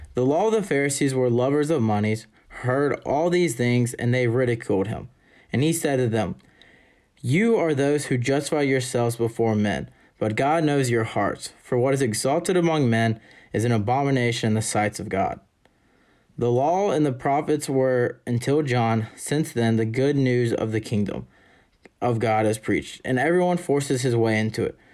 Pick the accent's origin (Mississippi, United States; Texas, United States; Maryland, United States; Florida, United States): Mississippi, United States; Jackson; I'm a senior from Jackson, Mississippi.